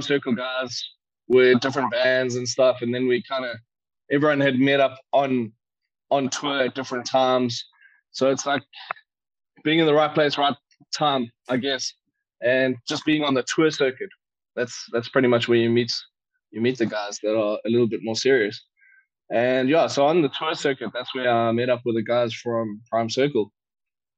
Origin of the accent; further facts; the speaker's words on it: Warner Beach, KwaZulu-Natal, South Africa; when I was a toddler, I grew up in Warner Beach